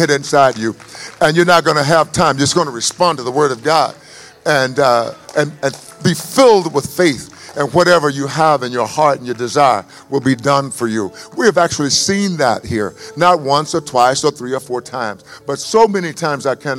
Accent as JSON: {"language": "English", "region": "East Texas", "country": "United States", "tie": "born or raised there", "said": "I'm an East Texan, and I'm supposed to talk slow. And that's how I grew up, talking slowly. Yes. And so because I am from East Texas"}